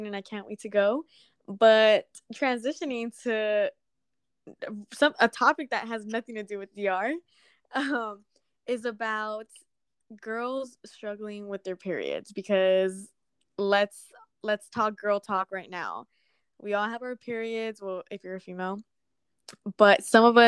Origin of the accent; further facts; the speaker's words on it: Santa Ana, California, United States; I grew up in Santa Ana.